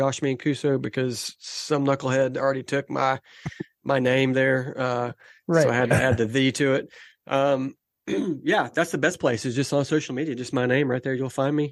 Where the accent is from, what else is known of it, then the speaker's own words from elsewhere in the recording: Tennessee, United States; also born or lived in Los Angeles, California; I lived in California just till I was 4 years old, and then I moved to Tennessee